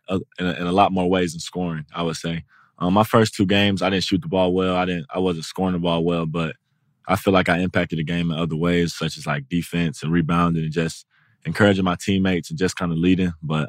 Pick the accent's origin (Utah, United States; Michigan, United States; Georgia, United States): Georgia, United States; Atlanta; I'm from Atlanta. So Mike Vick.